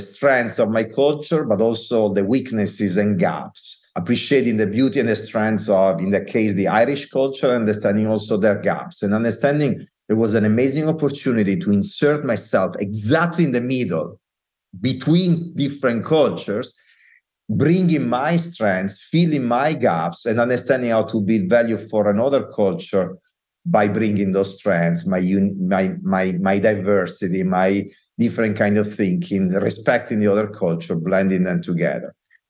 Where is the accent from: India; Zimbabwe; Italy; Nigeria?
Italy; accent: Italian; English is a second language; moved away as an adult; also born or lived in Dublin, Ireland; now in United States; As you can hear from my accent that I'm not hiding at all, I'm Italian. I am almost 48 years old, and I'm now also an American citizen